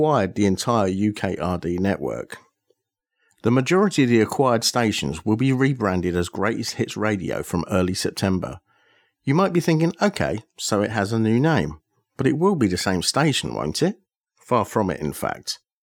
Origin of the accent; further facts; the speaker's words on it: Aylesbury, South East England, United Kingdom; my hometown of Aylesbury in Buckinghamshire